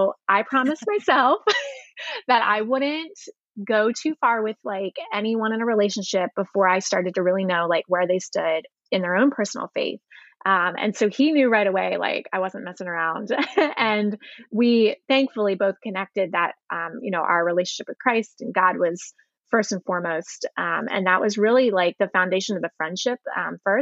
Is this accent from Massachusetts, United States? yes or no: no; Elizabethtown, Pennsylvania, United States; I was in a little town called Elizabethtown